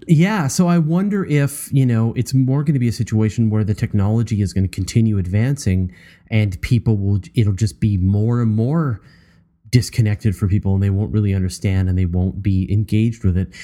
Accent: Canada; as a Canadian

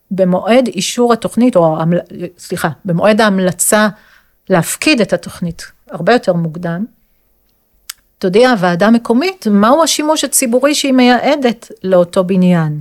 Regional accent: Jerusalem, Jerusalem District, Israel; אני ירושלמית אה, במקור

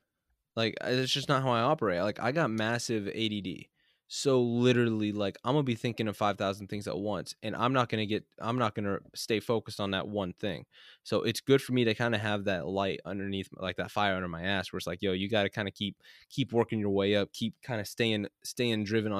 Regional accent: California, United States; And so, like, growing up in California where everyone's kind of a piece of shit to one another, it's like, yeah, you can build that chip on your shoulder pretty quick.

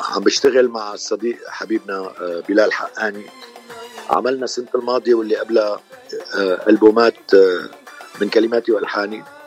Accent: Damascus, Damascus Governorate, Syria; moved away as an adult; also born or lived in Cairo, Egypt; now in Los Angeles, United States; أنا من مواليد آه، مدينة دمشق من سوريا آه، صار لي بلوس أنجلوس تقريبا 41 سنه

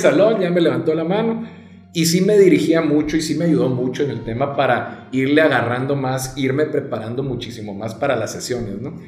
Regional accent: Nogales, Sonora, Mexico; moved away as an adult; now in Culiacán, Mexico; soy nacido en Nogales, Sonora mm. Eh, tengo aquí ya aproximadamente 11 años, pero mi mamá es culichi

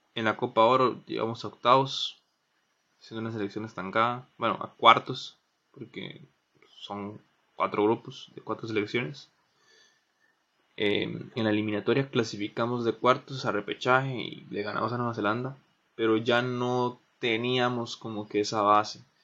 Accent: Pérez Zeledón, San José, Costa Rica; Yo soy de Pérez

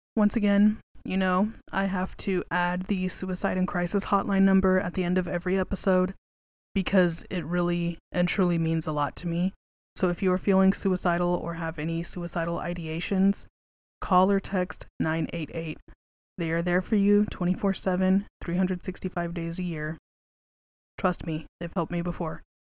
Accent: West Texas, United States; I grew up in West Texas

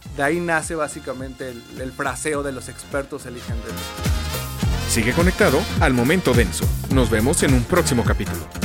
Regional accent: Puebla, Mexico; moved away as an adult; also born or lived in Mexico City; en Puebla, yo soy de Puebla, no existía la carrera como tal de publicidad

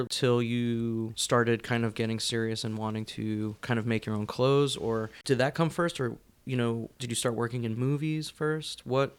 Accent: New Jersey, United States; I grew up in New Jersey, so I was, like, you know, 40 minutes away.

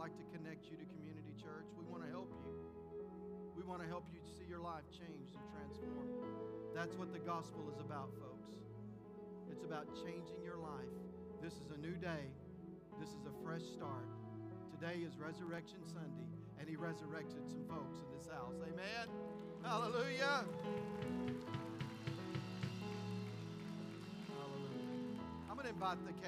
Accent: West Texas, United States; moved away; I'm from West Texas

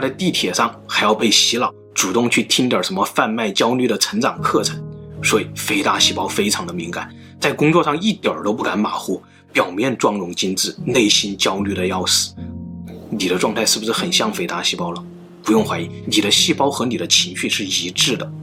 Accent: China; 我们中国人，甚至整个东亚，都是拥有A B C C十一杠 T 这个突变的

